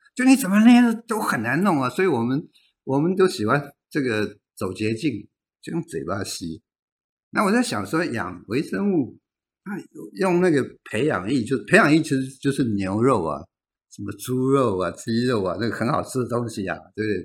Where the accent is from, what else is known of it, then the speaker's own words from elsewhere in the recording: Tamsui, New Taipei, Taiwan; 我的家乡在淡水，淡水旁边有一个北投